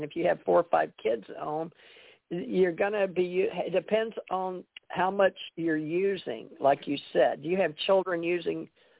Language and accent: English; Monroe, Louisiana, United States; born there; now in Beaver Dam, United States; I'm from the South. I was born in Monroe, Louisiana, but when I traveled the world I was government trained, and I didn't have any accent. But I've lived the last 20 years in Beaver Dam, Kentucky